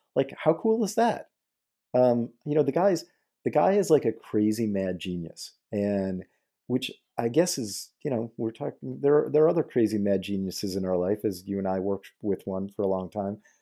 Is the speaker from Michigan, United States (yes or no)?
yes; Detroit, Michigan, United States; I grew up in Detroit, right in Detroit